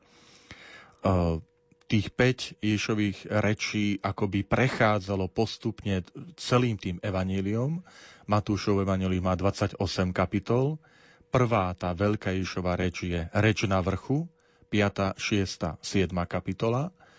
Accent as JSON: {"language": "Slovak", "town": "Tvrdošín", "region": "Žilina Region", "country": "Slovakia", "tie": "born or raised there", "also_born_or_lived": "Banská Bystrica", "moved": "yes", "said": "Ja práve prichádzam priamo z Oravy, z môjho rodného Tvrdošína."}